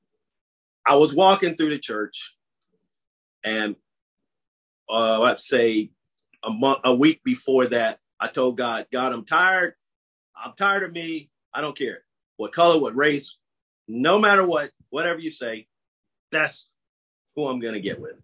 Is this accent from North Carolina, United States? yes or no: yes; Greensboro, North Carolina, United States; moved away as an adult; now in Dallas, United States; I'm originally from Greensboro, North Carolina